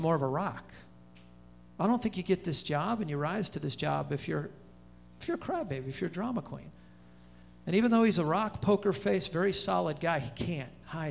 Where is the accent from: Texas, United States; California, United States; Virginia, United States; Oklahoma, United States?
California, United States; Pomona; now in Charlotte, United States; I'm talking Pomona, which is the armpit of California